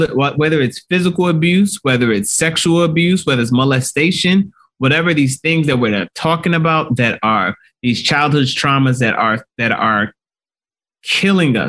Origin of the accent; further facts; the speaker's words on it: Nigeria; I'm Nigerian